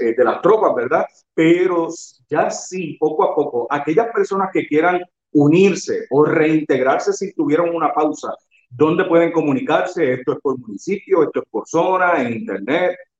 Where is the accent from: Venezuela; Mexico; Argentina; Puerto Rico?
Puerto Rico; Yauco; also born or lived in Ponce; Yo, aunque yo nací en Ponce, claro, me movieron de Ponce al, día siguiente o dos días después para Yauco